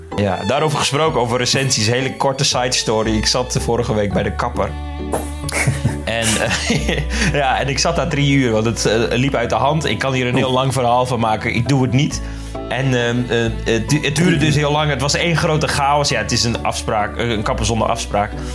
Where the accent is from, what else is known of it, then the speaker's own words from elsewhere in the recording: Netherlands; ons als Nederlanders